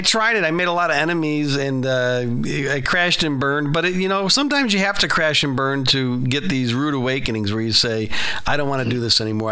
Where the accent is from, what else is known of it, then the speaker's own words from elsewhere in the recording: Chicago, Illinois, United States; South Side